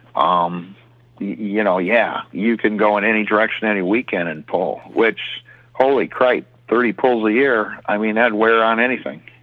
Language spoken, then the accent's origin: English; Michigan, United States; he said, Well, where are you from? And I said, Michigan.